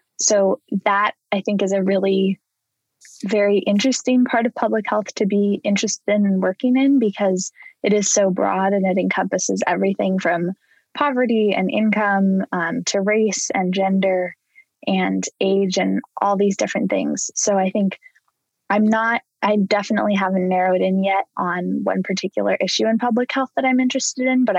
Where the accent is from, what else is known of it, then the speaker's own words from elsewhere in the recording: Oregon, United States; I grew up in Oregon.